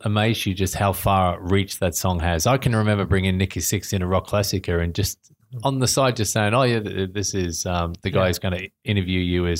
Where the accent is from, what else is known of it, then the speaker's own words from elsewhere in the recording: Australia; growing up in Australia.